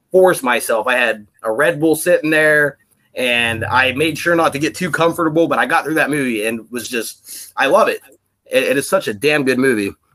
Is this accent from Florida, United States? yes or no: no; Pennsylvania, United States; moved away as an adult; now in Washington, United States; I, am uh, from Pennsylvania myself